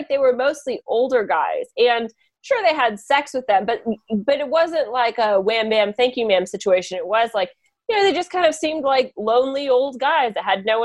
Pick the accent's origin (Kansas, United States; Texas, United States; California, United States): Kansas, United States; my home state of Kansas